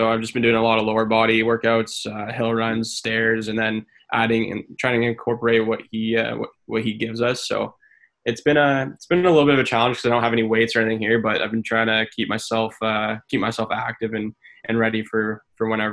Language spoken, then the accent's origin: English; Canada; this is my home country.